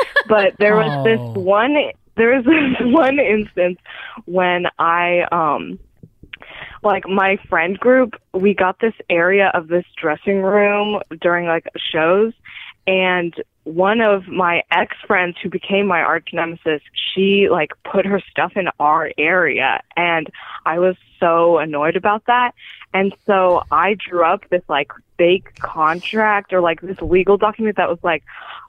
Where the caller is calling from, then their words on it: Bay Area, California, United States; And I'm calling from the Bay Area in California.